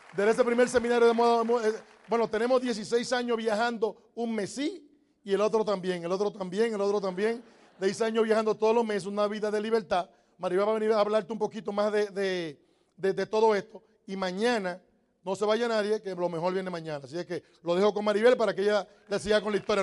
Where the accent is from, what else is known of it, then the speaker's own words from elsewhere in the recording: Dominican Republic; moved away as an adult; also born or lived in New York; Los dominicanos decimos, no hay nada